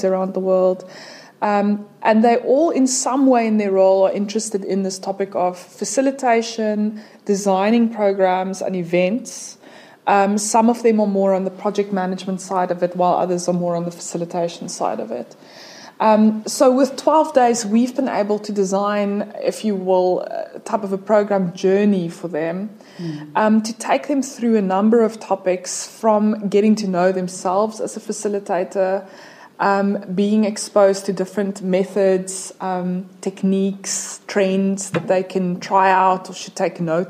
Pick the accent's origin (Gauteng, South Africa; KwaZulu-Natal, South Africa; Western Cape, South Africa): Western Cape, South Africa; Cape Town; I'm South African and from Cape Town